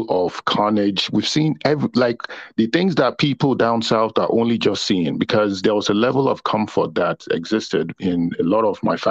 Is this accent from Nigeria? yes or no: yes; Northern Nigeria, Nigeria; also born or lived in London; now in United Kingdom; growing up in the North in Nigeria